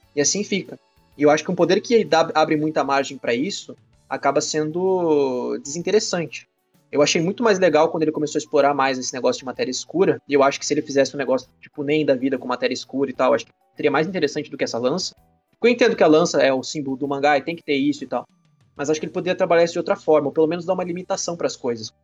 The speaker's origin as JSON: {"language": "Portuguese", "country": "Brazil", "said": "eu sou brasileiro"}